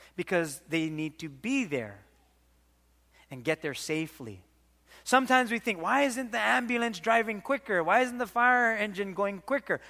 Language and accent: English; Waimanalo, Hawaii, United States; We had this pet duck growing up in Waimanalo